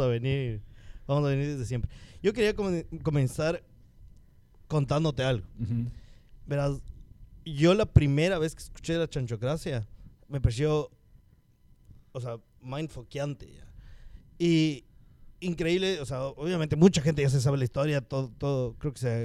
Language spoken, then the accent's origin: Spanish; Cumbayá, Pichincha, Ecuador; somos de Cumbaya